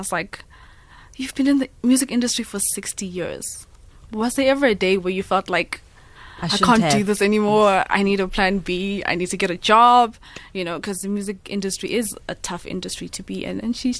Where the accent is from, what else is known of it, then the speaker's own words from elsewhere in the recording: Livingstone, Southern Province, Zambia; born there; I was born in exile. I was born in Livingstone in Zambia because my grandma was not allowed to come back.